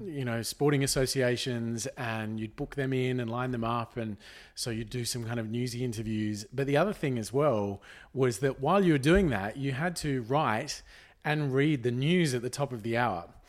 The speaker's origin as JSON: {"language": "English", "town": "Jindabyne", "region": "New South Wales", "country": "Australia", "tie": "born or raised there", "said": "we grew up in Jindabyne"}